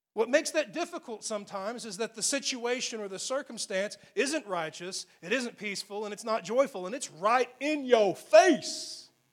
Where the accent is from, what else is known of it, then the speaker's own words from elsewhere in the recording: Texas, United States; I grew up in Texas